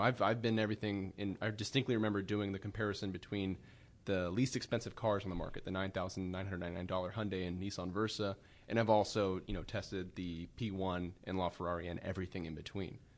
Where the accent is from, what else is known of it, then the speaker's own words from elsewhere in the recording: Sacramento, California, United States; I grew up in Sacramento area